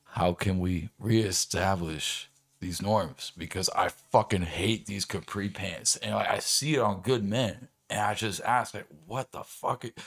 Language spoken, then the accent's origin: English; Orange County, California, United States; moved away as an adult; now in Arizona, United States; I moved out here from Orange County in two thousand nine.